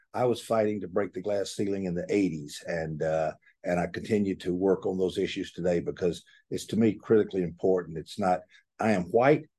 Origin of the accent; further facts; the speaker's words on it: Atlanta, Georgia, United States; I was born in Atlanta, and I will die in Atlanta